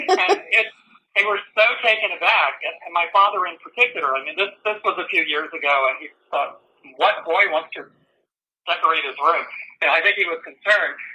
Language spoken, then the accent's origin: English; Winston-Salem, North Carolina, United States; now in Richmond, United States; I grew up down in North Carolina in uh, Winston-Salem, which is obviously a few miles from High Point.